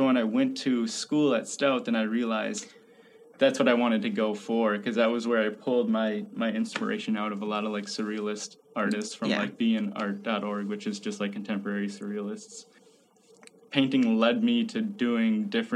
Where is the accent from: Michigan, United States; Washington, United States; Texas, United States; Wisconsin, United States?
Wisconsin, United States; Chippewa Falls; I grew up in Chippewa Falls in a family of five kids